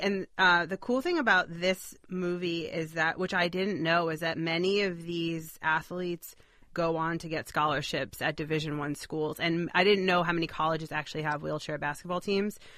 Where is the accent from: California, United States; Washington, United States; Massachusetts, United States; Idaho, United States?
Massachusetts, United States; Boston; I grew up in Boston